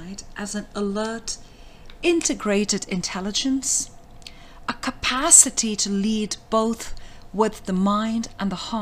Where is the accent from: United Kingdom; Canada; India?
India; I was born in India.